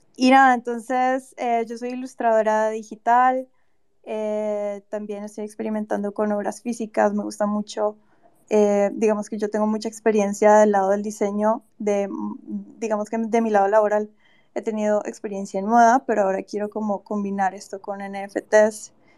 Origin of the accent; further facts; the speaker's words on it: Cali, Valle del Cauca, Colombia; also born or lived in Bogotá; yo soy de Cali y estoy como en proceso de mudanza a Bogotá